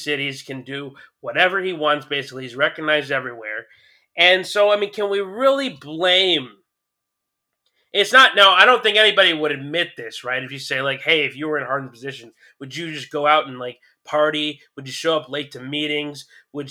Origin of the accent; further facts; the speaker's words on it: Mount Woodson, California, United States; there was a family in my neighborhood growing up in Mount Woodson